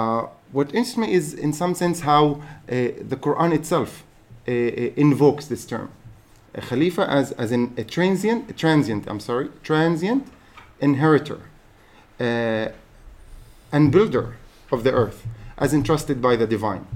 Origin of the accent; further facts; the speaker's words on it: Haifa, Haifa District, Israel; I happen to be a Palestinian citizen of Israel. I'm born and raised in Haifa